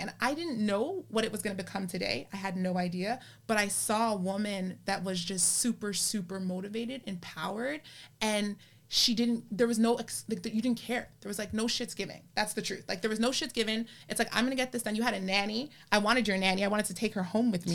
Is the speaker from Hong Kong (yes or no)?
no; Canada; I'm a Canadian and I was born in Canada